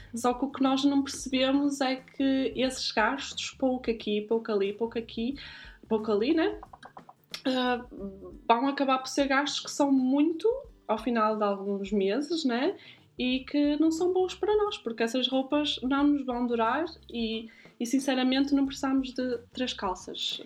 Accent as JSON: {"language": "Portuguese", "town": "Guimarães", "region": "Norte", "country": "Portugal", "tie": "born or raised there", "moved": "yes", "lives_now": "Zurich, Switzerland", "said": "Nasci em Guimarães e vivo atualmente em Zurique."}